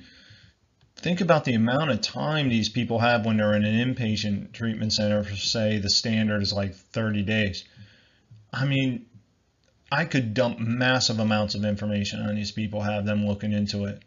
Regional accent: New Jersey, United States; I'm from New Jersey in the United States

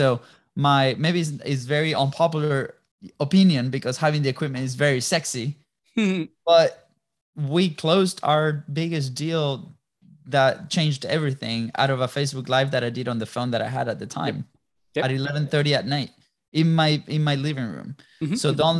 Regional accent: Jacksonville, Florida, United States; I'm also from Jacksonville, Florida.

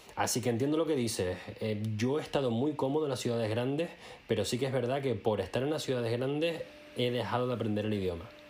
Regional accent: Spain; now in Germany; tú y yo somos españoles

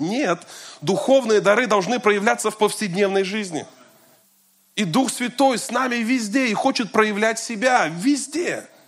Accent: Kazan, Tatarstan, Russia; also born or lived in Moscow; я вернулся из Москвы в родной город

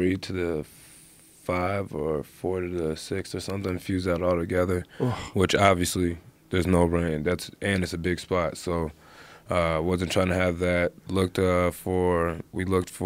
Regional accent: Cincinnati, Ohio, United States; I'm from Cincinnati, grew up wrestling

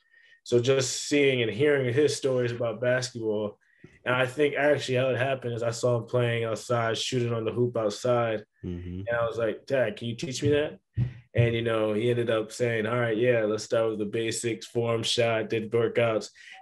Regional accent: New Jersey, United States; And then as well as just growing up in New Jersey, it's chill.

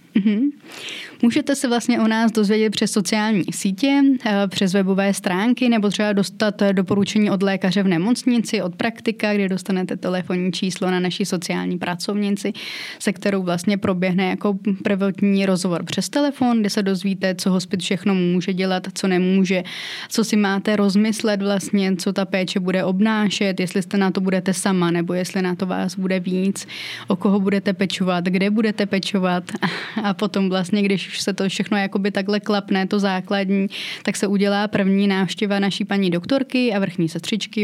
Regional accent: Tachov, Plzeň Region, Czechia; moved away as an adult; now in Cheb, Czech Republic; Narodila jsem se v Tachově v Plzeňském kraji a teď bydlím v Chebu v Karlovarském kraji.

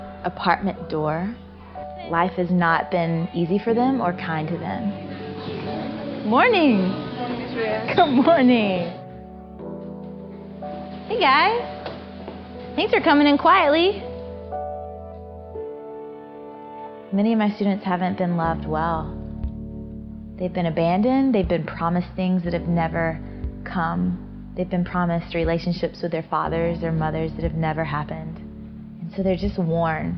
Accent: Georgia, United States; born or raised there

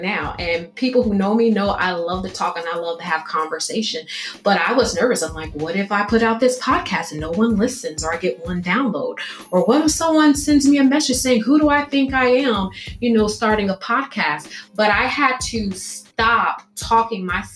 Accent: Illinois, United States; I'm from Illinois.

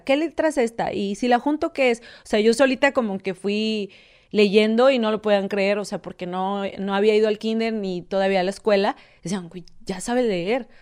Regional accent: Monterrey, Nuevo León, Mexico; soy originaria de Monterrey

